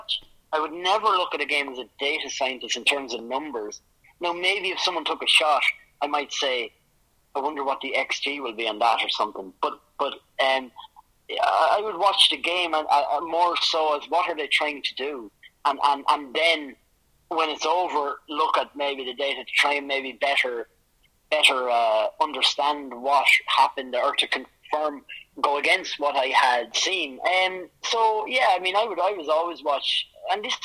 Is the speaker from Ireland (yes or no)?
yes; Ireland; moved away as an adult; now in Spain; I grew up in Ireland